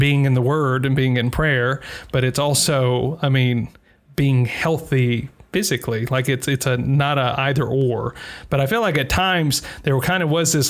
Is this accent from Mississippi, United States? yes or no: yes; Bible Belt, Mississippi, United States; moved away as an adult; now in Iceland; growing up in the Bible Belt